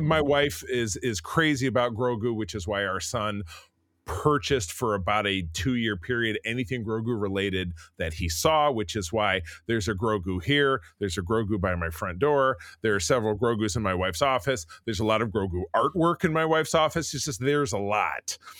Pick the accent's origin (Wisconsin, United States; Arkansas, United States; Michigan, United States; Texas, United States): Michigan, United States; Grosse Pointe; my hometown of Grosse Pointe, Michigan